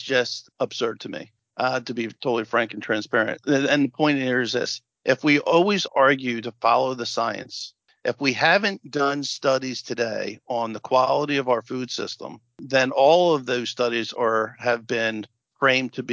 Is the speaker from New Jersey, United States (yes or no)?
yes; New Jersey, United States; we're both from Jersey